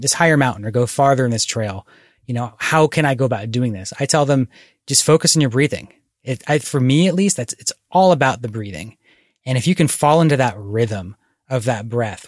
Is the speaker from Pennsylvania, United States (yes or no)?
yes; Philadelphia suburbs, Bucks County, Pennsylvania, United States; now in Oregon, United States; I was born here, but when I was growing up in the Philadelphia suburbs, there were not places to go hiking in Bucks County, Pennsylvania